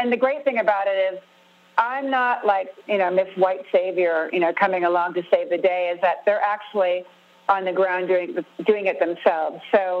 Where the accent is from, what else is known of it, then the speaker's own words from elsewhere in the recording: California, United States; because I grew up with the … they're part of my DNA, you know? I mean, it's just the way I grew up in Southern California.